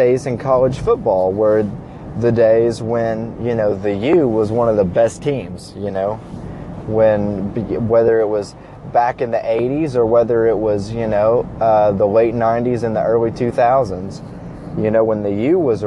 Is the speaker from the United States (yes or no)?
yes; Kentucky, United States; born and raised in Kentucky